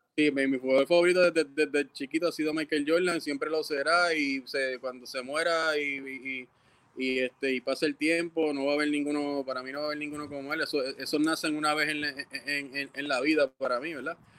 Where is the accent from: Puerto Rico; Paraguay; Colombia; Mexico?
Puerto Rico; Ponce; soy de Ponce y tú sabes cómo somos los ponceños